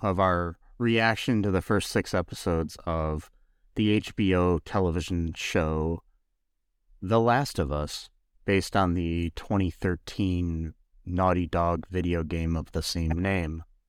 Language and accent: English; United States; we're American